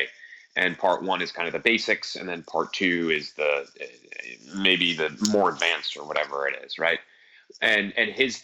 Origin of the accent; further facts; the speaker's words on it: Northeast, United States; I'm from the Northeast. We do everything fast here.